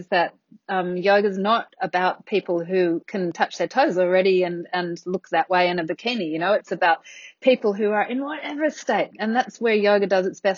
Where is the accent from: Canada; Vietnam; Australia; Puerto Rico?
Australia; also born or lived in Athens, Greece; I came back to Australia